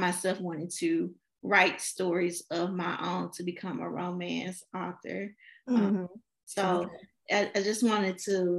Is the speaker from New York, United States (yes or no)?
no; Memphis, Tennessee, United States; I am from Memphis, Tennessee